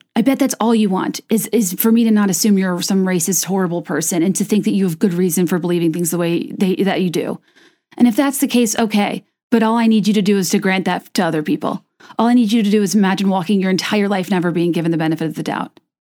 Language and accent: English; the South, United States; I grew up in the South